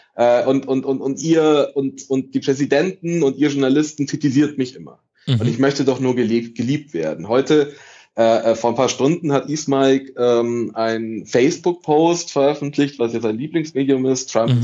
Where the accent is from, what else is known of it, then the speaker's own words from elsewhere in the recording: Italy; now in Munich, Germany; ich bin Italiener